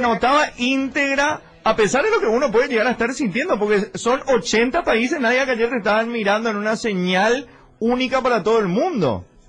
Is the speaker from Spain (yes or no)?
no; Paraguay; nuestro país